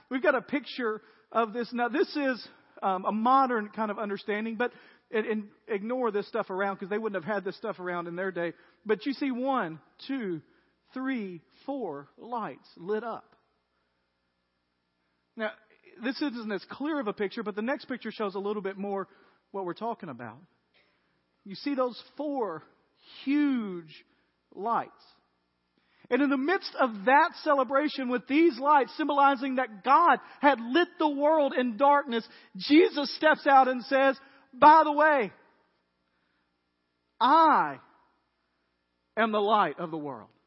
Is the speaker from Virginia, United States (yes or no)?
no; Tennessee, United States; This is because I'm from West Tennessee.